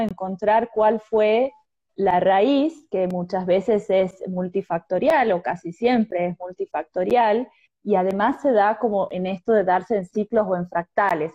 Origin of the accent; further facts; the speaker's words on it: Argentina; also born or lived in Tucumán; de Argentina